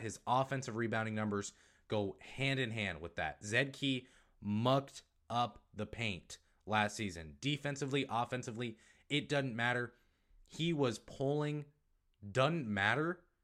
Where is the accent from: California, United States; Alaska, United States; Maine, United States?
Maine, United States; accent: northeastern; moved away; I was born in Maine